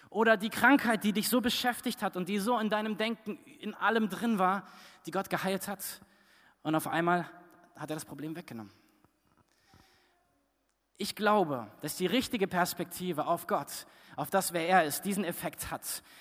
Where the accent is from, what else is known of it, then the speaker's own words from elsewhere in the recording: Fritzlar, Hesse, Germany; zurückgekommen nach Fritzlar. Als ich Jugendlicher war, ähm, und wir sind dann dort wieder hingefahren, wo ich groß geworden bin.